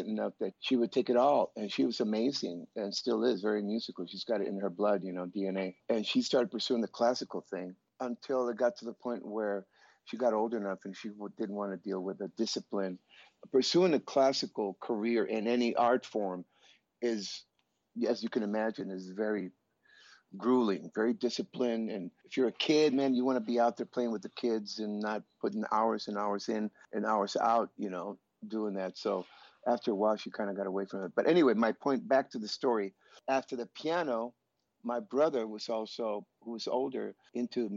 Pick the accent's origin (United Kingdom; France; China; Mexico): Mexico; Tijuana, Baja California; also born or lived in San Diego, California; I was born in San Diego, California, Southern California. And we went across the border when I was a few days old, and I grew up in Tijuana.